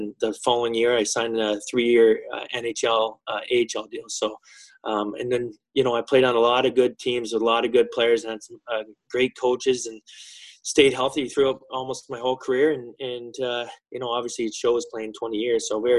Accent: small town in Ontario, Canada; growing up, I played my hometown all the way up until I was midget age, until I was 16.

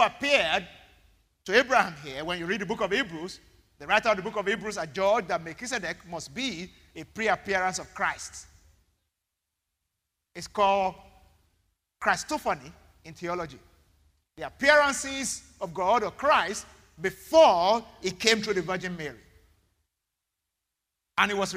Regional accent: Ibadan, Oyo, Nigeria; now in Lagos, Nigeria; I grew up in Ibadan.

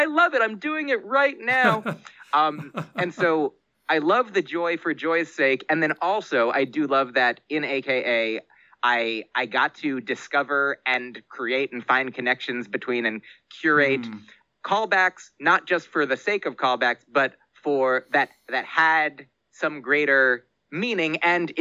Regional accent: United States; I grew up in the United States of America

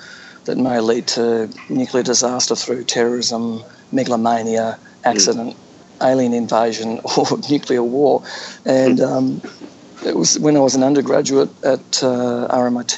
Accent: Australia; I grew up in Australia as a Cold War kid, growing up in the 1960s

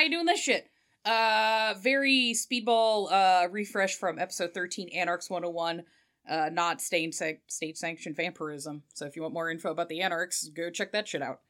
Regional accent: United Kingdom; I am British

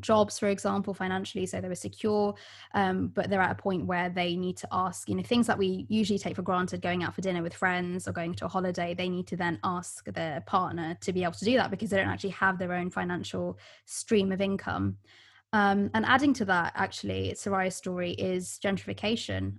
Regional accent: London, United Kingdom; first language Bengali; English is a second language; moved away; also born or lived in Florida; having been born in East London to a typically very South Asian area

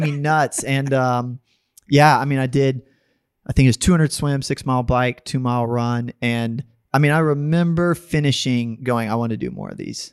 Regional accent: Dallas, Texas, United States; also born or lived in Austin, Texas; now in San Antonio, United States; I grew up mostly in Texas.

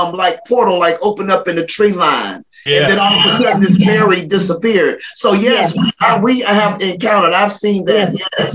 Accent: Florida, United States; moved away; I was born and raised in Florida.

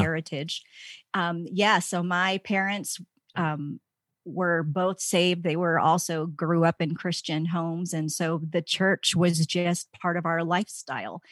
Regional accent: D.C., East Coast, United States; moved away as an adult; also born or lived in Virginia Tech; now in Colorado, United States; I grew up in the East Coast, outside of Washington, D C. I was there my entire life

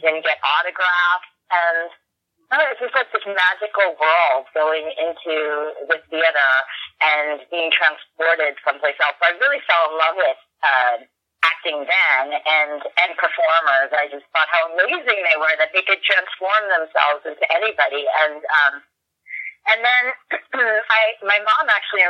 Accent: New York City, New York, United States; I grew up in Brooklyn, which was, you know, so close to New York City

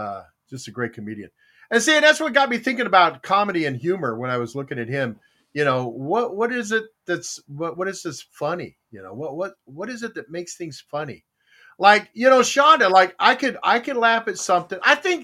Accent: Texas, United States; also born or lived in Korea; You know, I'm Korean. I'm born in Korea. I was raised in Texas.

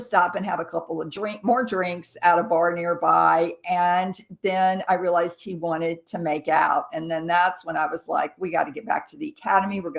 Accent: Jackson, Mississippi, United States; moved away as an adult; also born or lived in Colorado Springs, Colorado; I grew up in Jackson, Mississippi, which is part of the Bible Belt

